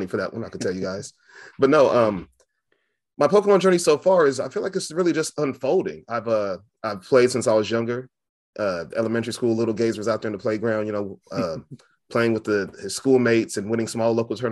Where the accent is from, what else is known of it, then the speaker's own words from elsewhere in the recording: Fresno, California, United States; I'm from Fresno, California